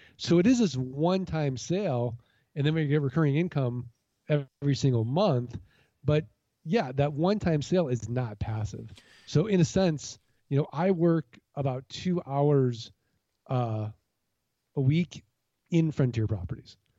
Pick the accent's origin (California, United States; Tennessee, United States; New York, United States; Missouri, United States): Missouri, United States; St. Louis; now in Arizona, United States; I'm originally from Saint Louis, Missouri, the Show Me State